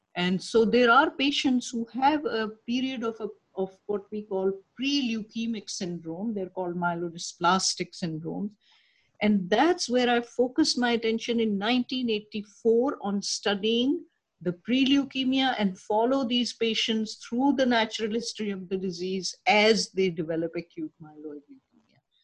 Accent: Karachi, Sindh, Pakistan; moved away as an adult; now in New York, United States; I was uh, born and raised in Karachi, Pakistan

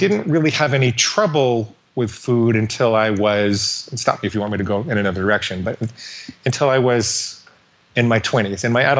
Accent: Washington, District of Columbia, United States; born there; I was born in Washington, D.C. My dad was a psychologist.

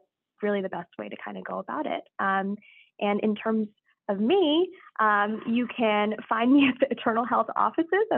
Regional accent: Southborough, Massachusetts, United States; I grew up in Southborough, Massachusetts

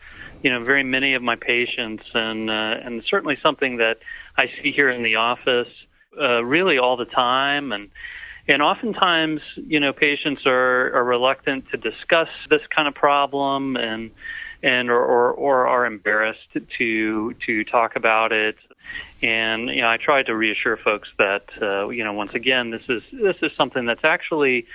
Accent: Atlanta, Georgia, United States; moved away; also born or lived in Southern California; I grew up around Atlanta, so this is home

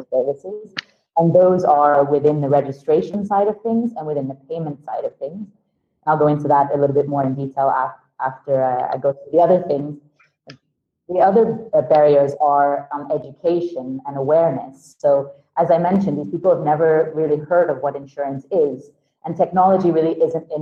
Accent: Sweden; moved away; also born or lived in London; I'm originally from Sweden

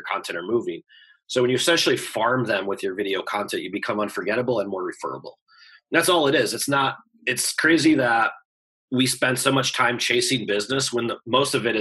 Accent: Chicago, Illinois, United States; I'm from Chicago

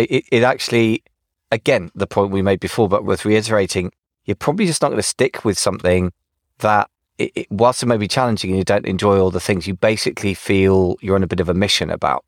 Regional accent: United Kingdom; accent: English; now in United States; being British in America

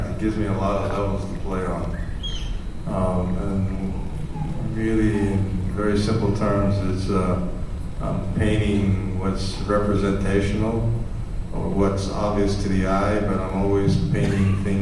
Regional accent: New York City, New York, United States; I grew up in New York City, and uh, I went to a school called Music and Art High School.

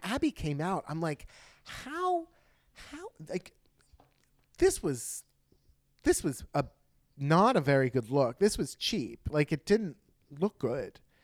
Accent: United States; I'm American

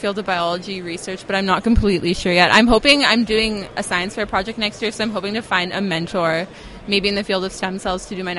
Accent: Maple Ridge, British Columbia, Canada; I'm from Maple Ridge, BC, so about 45 minutes out of Vancouver.

